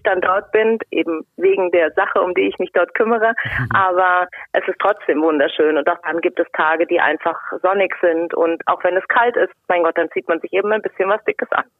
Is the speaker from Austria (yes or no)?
no; Rhine-Main area, Germany; komme aus dem Rhein-Main-Gebiet. Bürtig und ich wohne dort auch noch.